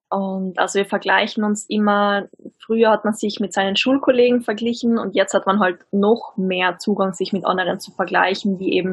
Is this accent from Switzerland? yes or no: no; Austria; Ich komme aus Österreich, wie man vermutlich auch hört.